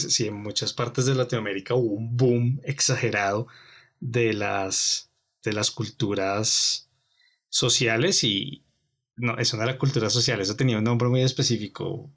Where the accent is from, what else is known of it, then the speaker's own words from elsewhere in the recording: Colombia; nosotros como colombianos